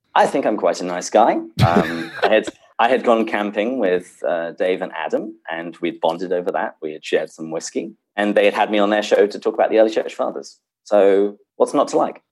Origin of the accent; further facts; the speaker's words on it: England, United Kingdom; accent: British; also born or lived in Seattle; now in San Diego, United States; I was born and raised in England uh, before I came to bless America